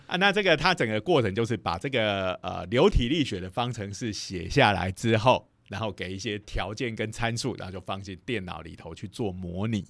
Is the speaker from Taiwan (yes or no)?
yes; Taiwan; now in Taichung, Taiwan; 我们台中还撑了两个礼拜。我觉得我们台湾的水利单位也实在是太神了。